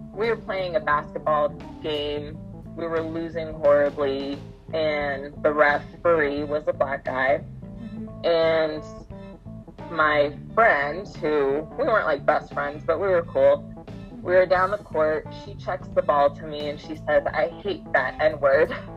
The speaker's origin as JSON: {"language": "English", "town": "Colorado Springs", "region": "Colorado", "country": "United States", "tie": "born or raised there", "lives_now": "Denver, United States", "said": "I grew up in Colorado Springs, Colorado, and now I live in Denver"}